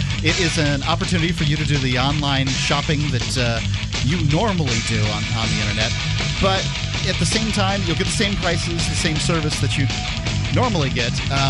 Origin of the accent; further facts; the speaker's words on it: the South, United States; also born or lived in Florida; And being a Southerner, you know, it means something to me that isn't necessarily all bad, but it's not all good either.